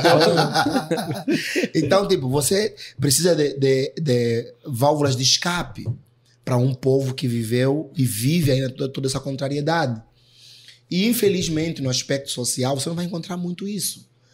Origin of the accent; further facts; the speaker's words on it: Angola; now in Londrina, Brazil; eu sou, é, angolano e londrinense.